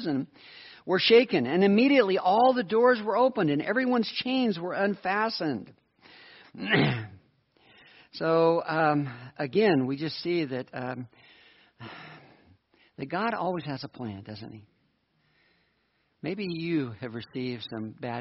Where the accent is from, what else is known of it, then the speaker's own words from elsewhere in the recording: United States; I'm an American.